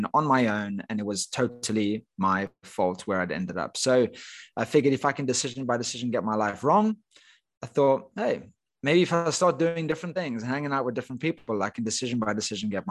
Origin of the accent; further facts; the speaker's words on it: Cape Town, Western Cape, South Africa; moved away as an adult; also born or lived in United Kingdom; I grew up in Cape Town, South Africa